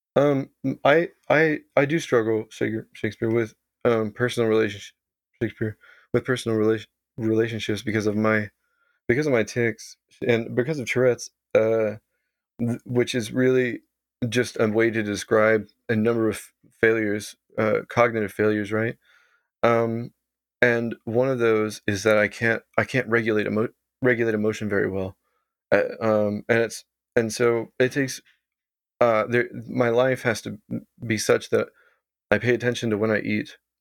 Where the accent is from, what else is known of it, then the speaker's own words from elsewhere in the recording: Texas, United States; moved away as an adult; now in Vancouver, Canada; I grew up in Texas